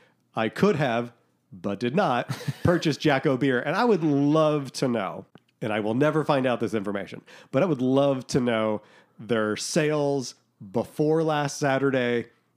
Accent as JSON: {"language": "English", "town": "Boston", "region": "Massachusetts", "country": "United States", "said": "I'm from Boston, yes."}